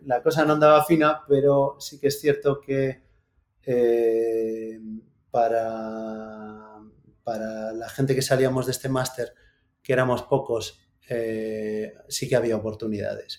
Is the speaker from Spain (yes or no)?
yes; Santiago de Compostela, Galicia, Spain; Yo soy de Santiago